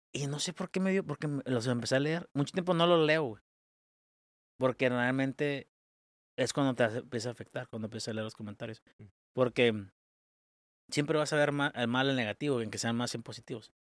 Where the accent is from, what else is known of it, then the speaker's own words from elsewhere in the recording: Mexico; como mexicanos merecemos mucho más